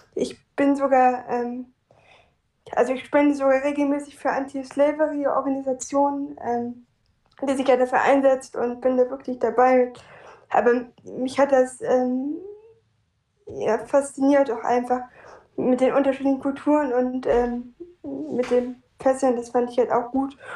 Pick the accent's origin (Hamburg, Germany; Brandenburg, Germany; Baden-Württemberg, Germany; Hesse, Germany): Hamburg, Germany; ich komme aus Hamburg